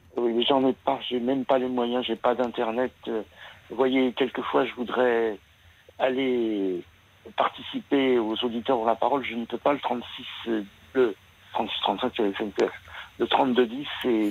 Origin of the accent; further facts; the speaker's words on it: France; la pratique musicale des jeunes chez nous en France